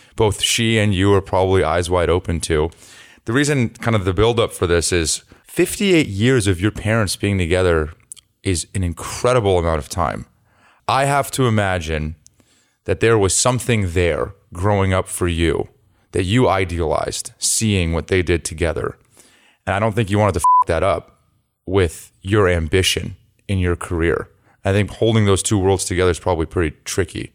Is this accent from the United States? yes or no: yes; Los Altos, California, United States; moved away; I'm from the Bay Area